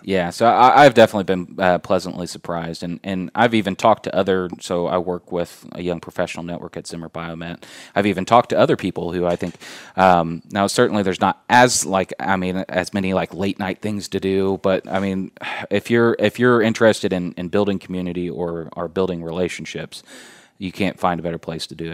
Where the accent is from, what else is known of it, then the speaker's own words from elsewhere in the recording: Indianapolis, Indiana, United States; moved away as an adult; also born or lived in Fort Wayne, Indiana; now in Warsaw, United States; I'm originally from Indianapolis, uh, grew up, uh, born and raised in Indianapolis.